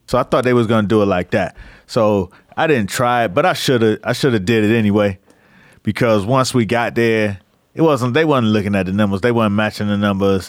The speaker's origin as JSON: {"language": "English", "town": "Miami", "region": "Florida", "country": "United States", "moved": "as an adult", "said": "I was from Miami"}